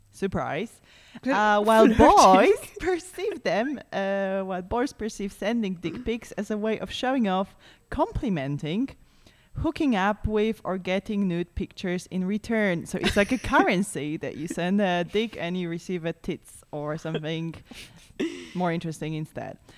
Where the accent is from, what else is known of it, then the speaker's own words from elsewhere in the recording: Poland; No, we're from Poland.